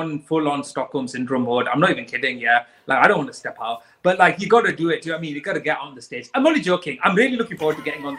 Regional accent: Bradford, Yorkshire and the Humber, United Kingdom; now in Manchester, United Kingdom; So I live in Manchester now, but I am a British Pakistani who is originally from Bradford

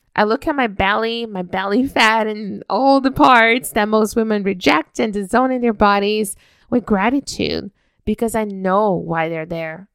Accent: Brazil; moved away as an adult; now in Canada; I was raised in Brazil until my early twenties

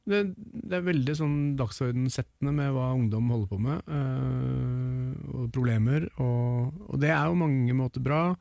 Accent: Norway; født og oppvokst i Norge

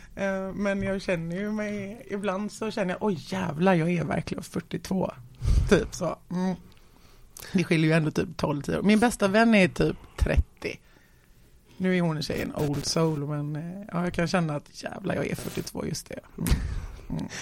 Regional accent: Gothenburg, Västra Götaland, Sweden; där växte jag upp i någon liten, i någon liten trävilla där

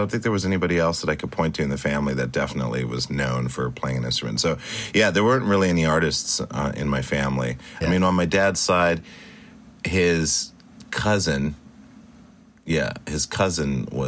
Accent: Stuttgart, Baden-Württemberg, Germany; born there; also born or lived in Spain / Italy / Great Falls, Montana; I was born in Germany in Stuttgart, and then okay. um, Spain, uh, Italy.

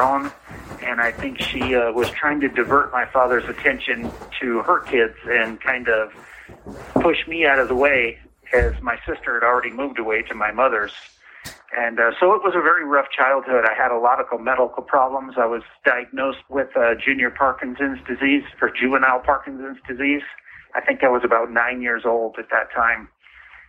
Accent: Everett, Washington, United States; I grew up in Everett, Washington

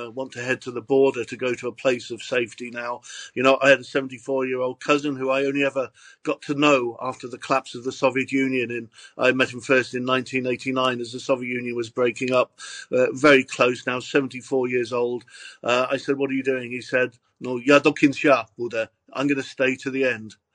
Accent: Reading, South East England, United Kingdom; moved away as an adult; now in Wales, United Kingdom; brought up in a, a Ukrainian community in Reading. I moved to Wales in uh, in 1973. I regard myself now as Welsh Ukrainian.

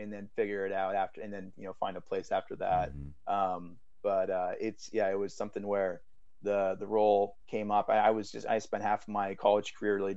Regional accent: small town on the West Coast, United States; moved away as an adult; now in New York, United States; it was 400 people in my hometown. We had one traffic light.

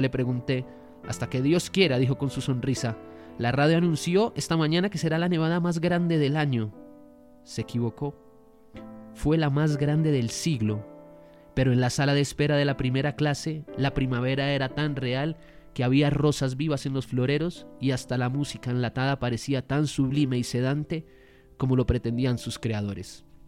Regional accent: Colombia; nosotros somos colombianos

